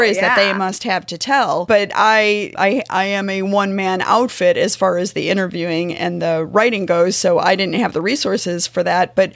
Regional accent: St. Louis, Missouri, United States; moved away as an adult; now in Kansas City, United States; I'm from St. Louis and I live in Kansas City now

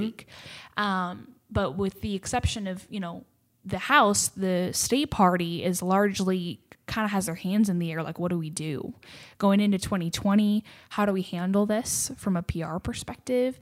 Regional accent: Seattle, Washington, United States; moved away as an adult; now in Texas, United States; I grew up in Seattle, Washington, of all places

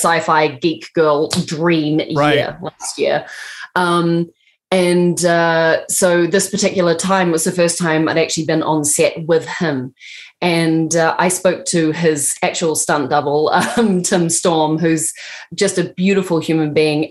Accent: New Zealand; I'm from New Zealand.

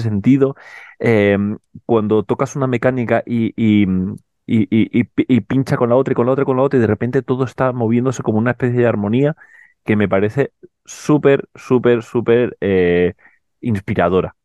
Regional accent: Canary Islands, Spain; yo que además vengo de Canarias

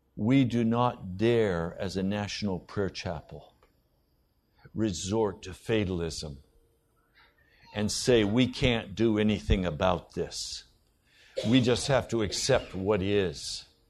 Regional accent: United States; I'm an American

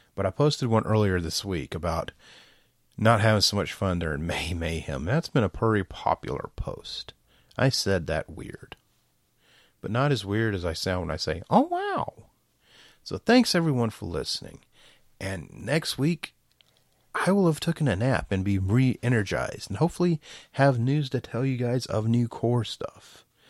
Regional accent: Georgia, United States; I'm from Georgia. I'm from the South.

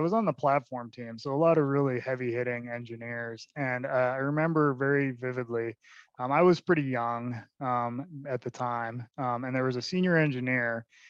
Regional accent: Ireland; I'm Irish.

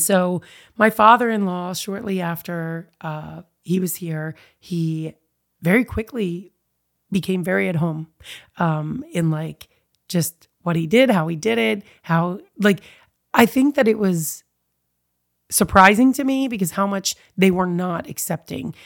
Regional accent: Eastern Shore, Maryland, United States; also born or lived in Baltimore, Maryland / Fairfax, Virginia; now in Warrenton, United States; I was raised on the Eastern Shore in Maryland, born in Baltimore

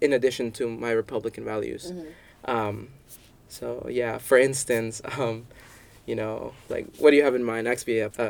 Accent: El Salvador; So I didn't say I'm from El Salvador, and our government is crap.

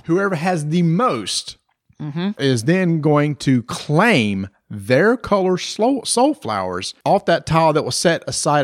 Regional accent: the South, United States; we're from the South

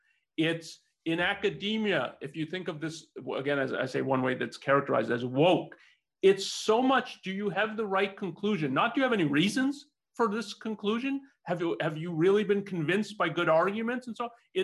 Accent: Canada; now in United States; so I'm not a US, I wasn't born in the US, I came from Canada.

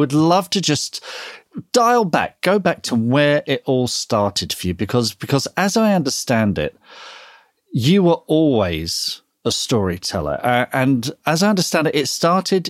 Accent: Leatherhead, South East England, United Kingdom; at Thurfield School in Leatherhead

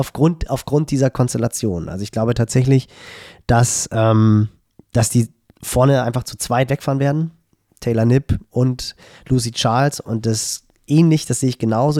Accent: Hamburg, Germany; als Hamburger

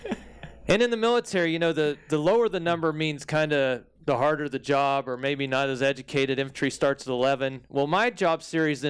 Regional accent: United States; moved away as an adult; now in Germany; as an American trying to speak that language

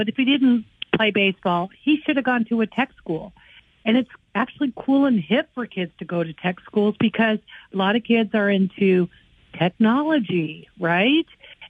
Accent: North Carolina, United States; I'm from North Carolina.

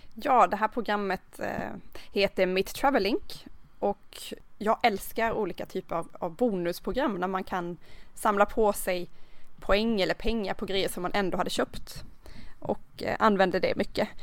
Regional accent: Karlskrona, Blekinge, Sweden; kommer ju från Karlskrona

